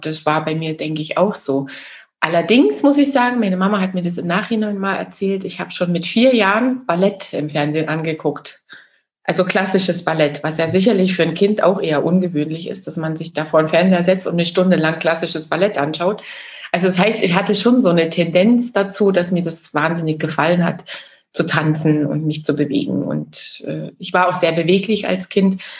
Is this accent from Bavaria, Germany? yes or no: no; Chemnitz, Saxony, Germany; ja, also ich bin ja in der DDR groß geworden. Ich bin in Chemnitz, Karl-Marx-Stadt geboren damals noch Karl-Marx-Stadt